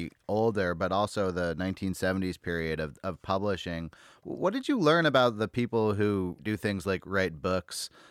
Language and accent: English; Berkeley, California, United States; I'm from Berkeley, California